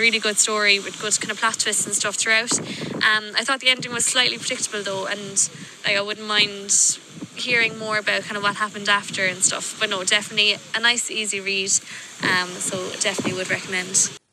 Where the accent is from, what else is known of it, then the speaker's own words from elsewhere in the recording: Bandon, Munster, Ireland; I'm from West Cork